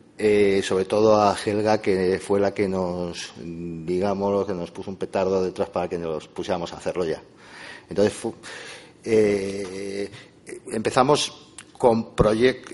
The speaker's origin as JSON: {"language": "Spanish", "town": "Madrid", "region": "Community of Madrid", "country": "Spain", "said": "los dos somos de Madrid"}